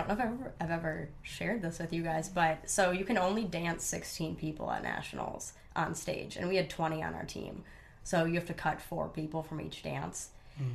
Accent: Stillwater, Minnesota, United States; grew up, born and raised in Minnesota. Went to a really small high school. Graduated with, I think, like 75 kids.

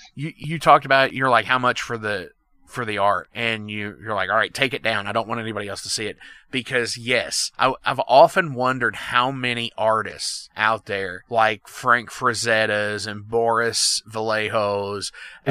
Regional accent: Indiana, United States; we're from Indiana, both of us are.

